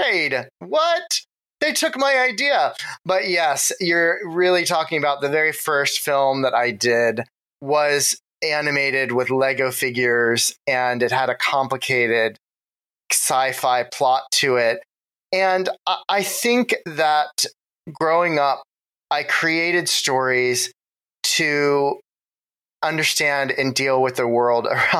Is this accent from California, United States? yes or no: no; Ohio, United States; moved away as an adult; also born or lived in New York; now in Los Angeles, United States; my Ohio days, I have very fond memories of growing up in Ohio